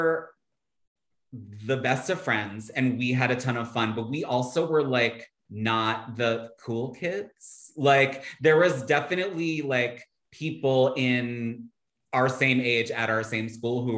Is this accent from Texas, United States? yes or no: no; Philadelphia, Pennsylvania, United States; moved away as an adult; I grew up in Philly, Center City, right by South Street